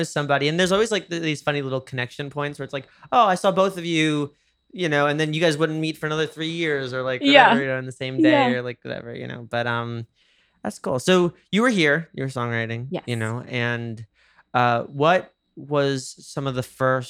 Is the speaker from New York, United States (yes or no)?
yes; New York, United States; moved away; I say that as a New Yorker.